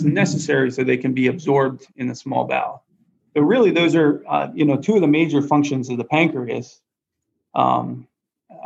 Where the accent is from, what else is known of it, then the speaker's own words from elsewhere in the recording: Lancaster, Pennsylvania, United States; also born or lived in Erie, Pennsylvania / Cleveland, Ohio; now in Danville, United States; I grew up in Lancaster, Pennsylvania